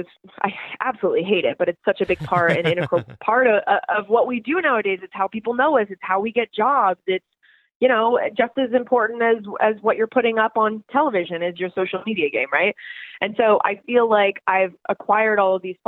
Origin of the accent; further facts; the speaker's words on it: Canada; I was born in Canada